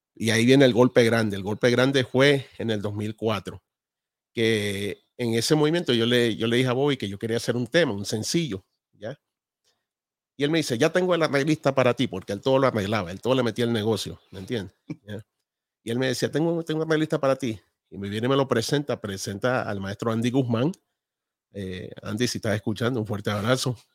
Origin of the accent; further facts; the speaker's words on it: Balzar, Guayas, Ecuador; Nosotros somos de Ecuador de un pueblo a dos horas de Guayaquil, de la costa. Eh, se llama Balsar, a quien amo mucho